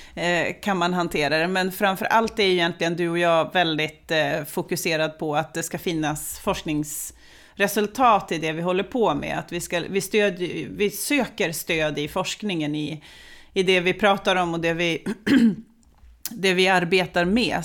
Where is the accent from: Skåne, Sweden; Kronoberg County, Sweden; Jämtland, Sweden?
Jämtland, Sweden; Östersund; jag är ju född och uppvuxen i Jämtland, i Östersund